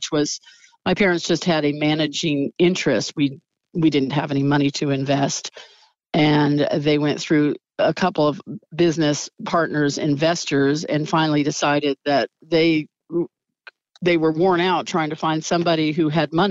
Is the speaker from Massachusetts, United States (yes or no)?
no; Central Valley, California, United States; now in Anderson Valley, United States; I grew up in the Central Valley